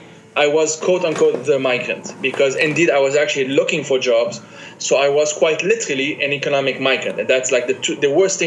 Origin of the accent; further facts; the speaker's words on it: Lebanon; also born or lived in France; I'm a Lebanese guy who has these multiple identities, Palestinian, Italian, Argentinian, whatever. I was born in France, but I'm not French.